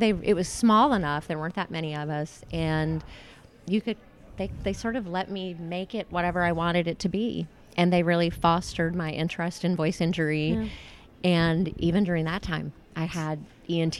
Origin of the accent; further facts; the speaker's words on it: a small town near Shreveport, Northwest Louisiana, United States; I grew up in a very small town near Shreveport